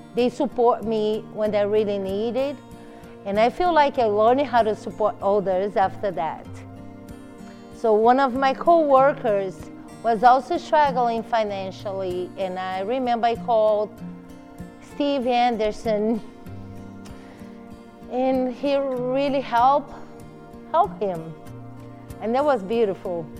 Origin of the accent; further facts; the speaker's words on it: Brazil; moved away as an adult; we're both from Brazil, and I moved here a few years ago